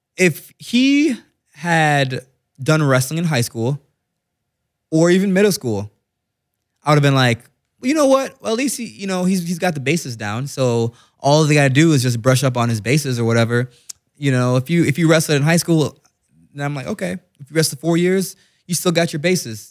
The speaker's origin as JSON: {"language": "English", "country": "Jamaica", "said": "I'm Jamaican, so Wagwan means what's going on"}